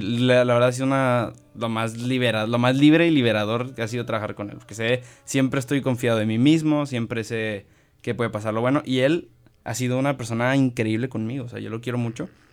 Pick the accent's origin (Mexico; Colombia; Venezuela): Mexico; Monterrey, Nuevo León; also born or lived in Mexico City / State of Mexico; soy de Monterrey, tengo que ser de Monterrey